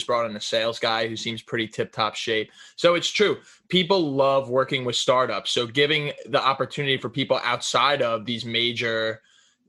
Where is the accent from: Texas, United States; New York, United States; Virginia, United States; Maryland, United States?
New York, United States; New York City suburbs, United States; I'm from the New York City suburbs